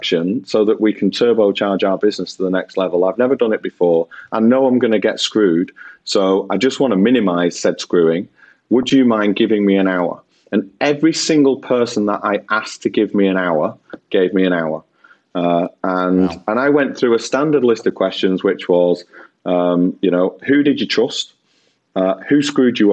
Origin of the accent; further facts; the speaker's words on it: Bolton, North West England, United Kingdom; I'm a lad from Bolton that flogs washing machines and fridges and tellies and stuff.